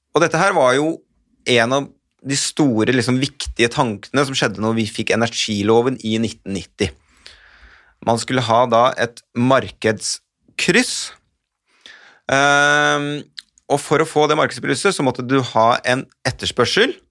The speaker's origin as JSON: {"language": "Norwegian", "town": "Hamar", "region": "Innlandet", "country": "Norway", "said": "Jeg kommer fra Hamar-traktene"}